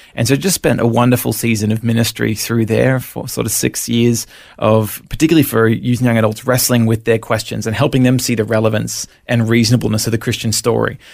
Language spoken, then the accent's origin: English; Brisbane, Queensland, Australia; also born or lived in Melbourne, Victoria; we moved up to Brisbane when I was five and sort of lived in the Sunshine State ever since